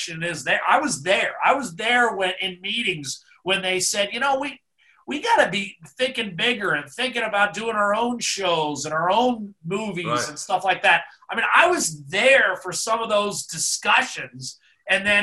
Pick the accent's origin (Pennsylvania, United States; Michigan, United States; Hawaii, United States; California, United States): Pennsylvania, United States; Meadville; moved away as an adult; also born or lived in Ithaca, New York; now in Edmonton, Canada; Allegheny College in Meadville, Pennsylvania, my hometown